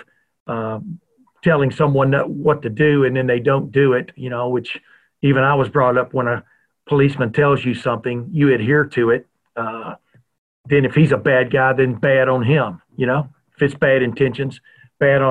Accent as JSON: {"language": "English", "town": "Lufkin", "region": "Texas", "country": "United States", "tie": "born or raised there", "also_born_or_lived": "the North", "moved": "as an adult", "said": "was born and raised in the South. I've lived in the North now since 1976."}